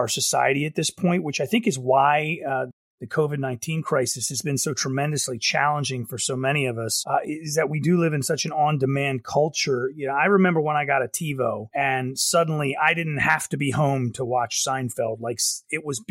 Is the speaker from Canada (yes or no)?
no; Baltimore, Maryland, United States; I'm actually from the Baltimore area proper, just north of Baltimore.